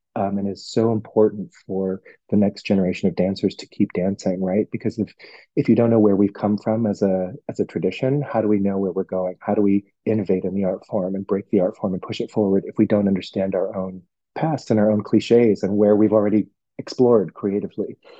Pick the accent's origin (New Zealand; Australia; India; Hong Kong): Hong Kong; moved away; I'm from Hong Kong